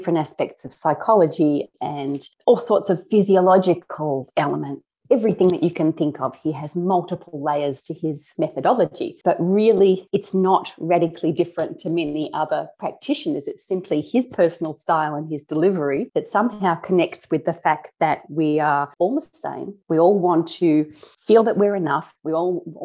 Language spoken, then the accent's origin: English; Australia; as an Aussie